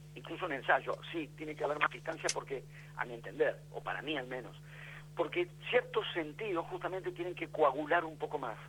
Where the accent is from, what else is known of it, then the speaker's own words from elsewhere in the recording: Buenos Aires, Argentina; Yo soy de Buenos Aires